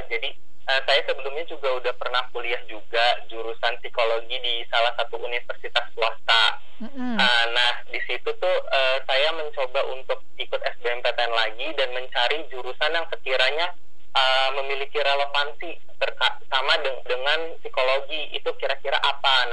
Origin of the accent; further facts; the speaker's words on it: Cirebon, West Java, Indonesia; Saya asalnya dari Cirebon Jawa Barat.